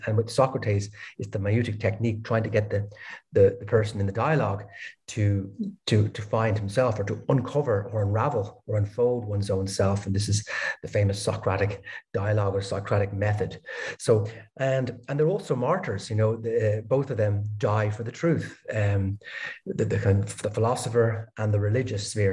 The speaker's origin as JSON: {"language": "English", "town": "Dublin", "region": "Leinster", "country": "Ireland", "also_born_or_lived": "Denmark / Berlin, Germany", "moved": "as an adult", "lives_now": "Lisbon, Portugal", "said": "I'm originally from Ireland, Dublin"}